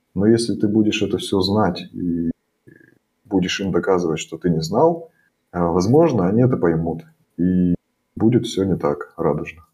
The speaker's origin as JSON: {"language": "Russian", "country": "Russia", "moved": "yes", "lives_now": "Germany", "said": "Мы говорим, мы из России."}